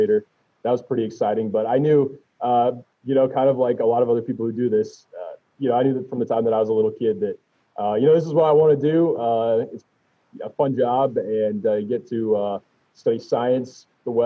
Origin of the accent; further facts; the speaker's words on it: Colorado, United States; I grew up in Colorado